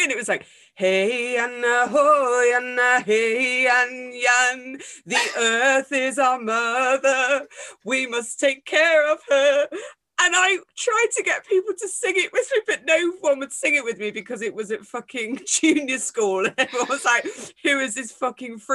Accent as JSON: {"language": "English", "area": "Derbyshire", "region": "East Midlands", "country": "United Kingdom", "tie": "born or raised there", "also_born_or_lived": "Manchester", "said": "I moved from Manchester to this tiny little place in the middle of Derbyshire"}